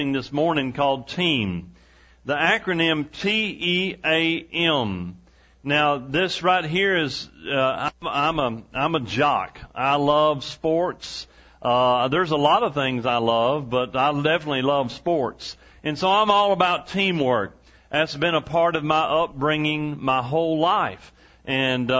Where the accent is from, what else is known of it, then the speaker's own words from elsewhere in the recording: East Texas, United States; where I grew up in East Texas